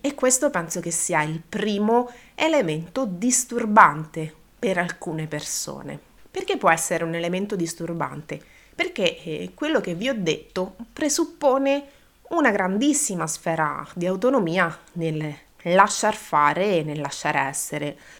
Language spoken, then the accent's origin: Italian; Abruzzo, Italy; io da questo mondo provengo, io sono abruzzese